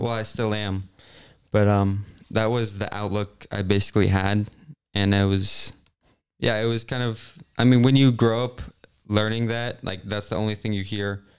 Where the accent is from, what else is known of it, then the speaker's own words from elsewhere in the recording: Kansas City, Missouri, United States; I'm from, okay, technically Kansas City area